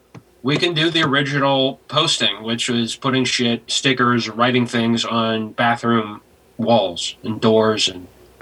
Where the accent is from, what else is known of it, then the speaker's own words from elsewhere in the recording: Arlington, Virginia, United States; Arlington, my hometown at the south side of Arlington.